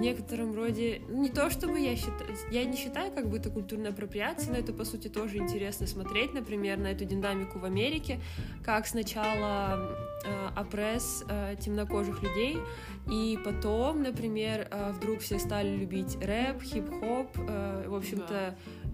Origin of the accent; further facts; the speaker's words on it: Kazakhstan; moved away; я же не отрицаю, что я казашка